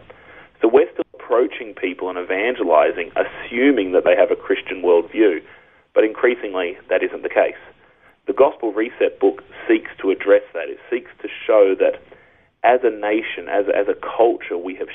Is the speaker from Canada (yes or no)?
no; Australia; as an Aussie